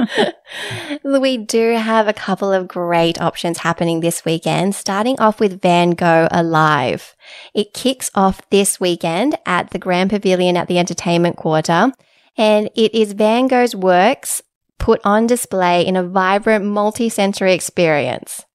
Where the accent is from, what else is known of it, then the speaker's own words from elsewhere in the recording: Sydney, New South Wales, Australia; also born or lived in Inner West, Sydney; I'm originally from the Shire